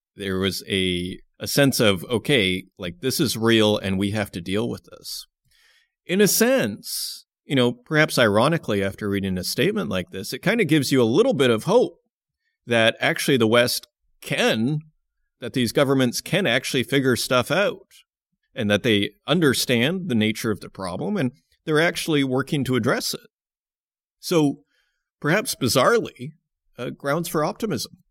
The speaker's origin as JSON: {"language": "English", "town": "Saskatoon", "region": "Saskatchewan", "country": "Canada", "moved": "yes", "said": "I come from Saskatoon, Saskatchewan."}